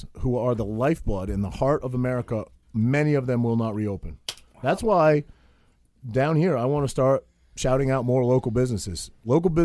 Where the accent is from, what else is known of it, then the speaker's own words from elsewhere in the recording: Maine, United States; moved away as an adult; now in New Jersey, United States; I am from Maine, and I'm proud. I'm a proud maniac.